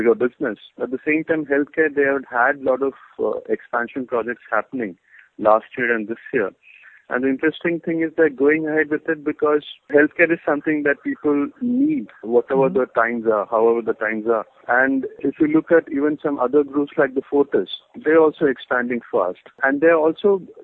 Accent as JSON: {"language": "English", "area": "near Kochi", "region": "Kerala", "country": "India", "tie": "born or raised there", "said": "This is near Kochi. I mean, not exactly Kochi, but my hometown. Yeah, in Kerala"}